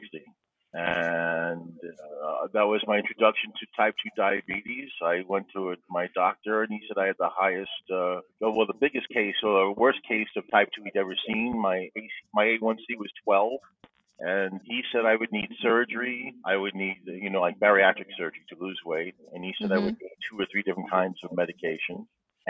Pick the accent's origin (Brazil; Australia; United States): United States; Levittown, New York; moved away as an adult; now in Van Nuys, United States; I'm from Van Nuys, California, originally from Levittown, New York, Long Island